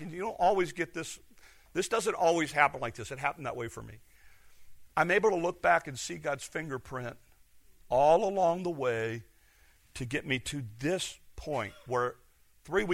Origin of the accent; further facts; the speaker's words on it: Detroit and Chicago, Midwest, United States; moved away; I grew up in Detroit and Chicago